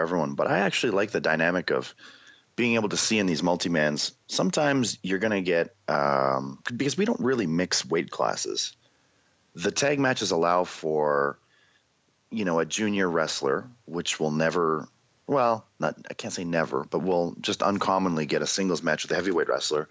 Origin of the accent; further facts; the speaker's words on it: Canada; We had this show in Canada because we had Much Music as like our musical station